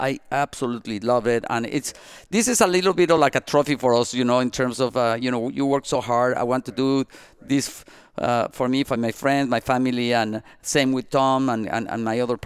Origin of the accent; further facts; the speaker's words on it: Mexico; also born or lived in Asturias, Spain (ancestry); now in Miami, United States; we were born in Mexico.